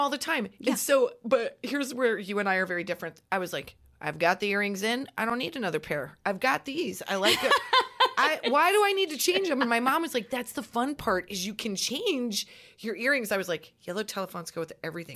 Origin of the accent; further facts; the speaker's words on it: Nebraska, United States; growing up in Nebraska